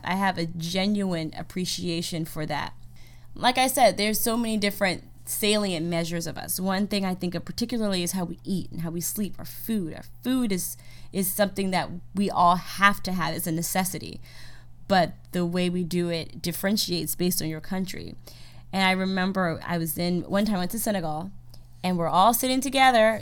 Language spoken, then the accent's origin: English; United States; I'm from America